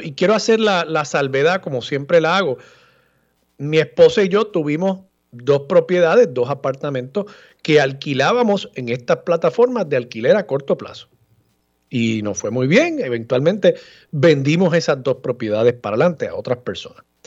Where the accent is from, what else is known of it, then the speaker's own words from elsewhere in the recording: Levittown, Puerto Rico; yo me crié en la segunda sección y nosotros nos creemos pueblo